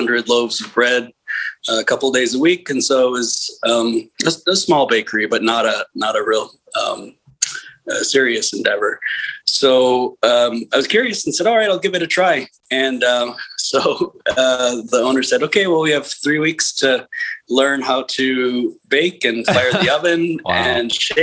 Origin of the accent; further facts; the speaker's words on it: Midwest, United States; moved away as an adult; also born or lived in Ann Arbor, Michigan / Chicago, Illinois / Eugene, Oregon / Seattle, Washington; now in Vermont, United States; I grew up in the Midwest